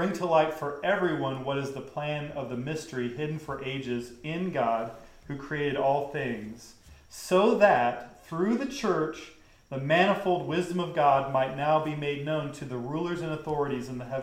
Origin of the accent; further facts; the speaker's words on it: the South, United States; I grew up in the South.